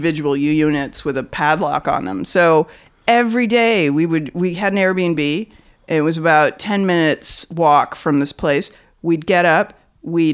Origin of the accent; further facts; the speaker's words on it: Beaverton, Oregon, United States; moved away; I grew up in Oregon.